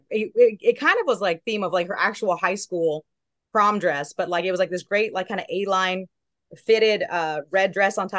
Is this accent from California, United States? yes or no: yes; Southern California, United States; also born or lived in Long Beach; I'm from Southern California